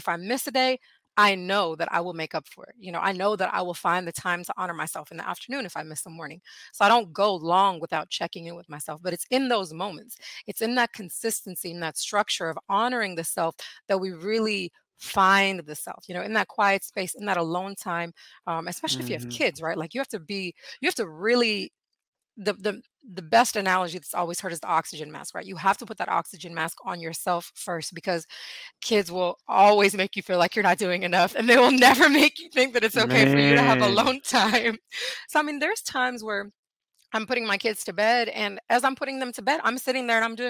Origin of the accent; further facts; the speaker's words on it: India; born there; So I'm from India. I was born in India. So I went back to my Eastern roots.